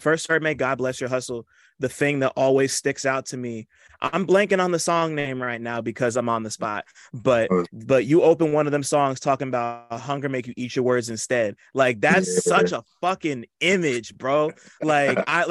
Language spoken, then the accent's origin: English; New Jersey, United States; I'm from Jersey